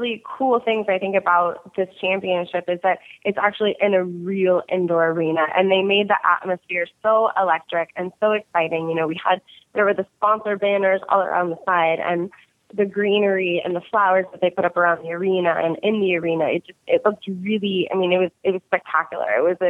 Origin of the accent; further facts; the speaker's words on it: Texas, United States; also born or lived in South Florida; And I'm from South Texas and South Florida, so I don't do cold very often.